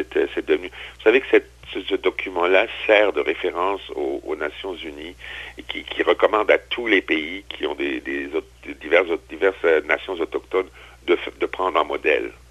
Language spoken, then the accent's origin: French; Strasbourg, Grand Est, France; moved away; also born or lived in Quebec; Strasbourg, qui est ma, ma ville d'origine, ma ville natale